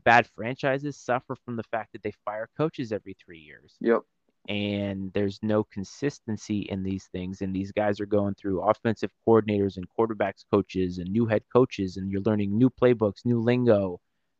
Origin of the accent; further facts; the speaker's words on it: Rhode Island, United States; moved away; Growing up in Rhode Island, I went to Fenway Park every summer, and I have a strong connection to the New England area because of where I grew up.